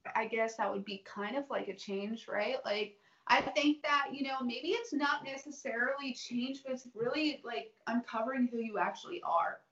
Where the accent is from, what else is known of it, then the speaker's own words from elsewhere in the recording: the South, United States; growing up in the South